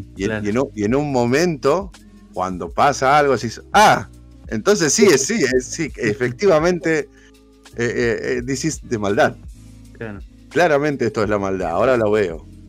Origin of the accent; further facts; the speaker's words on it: Argentina; nosotros, como argentinos que defendemos la educación pública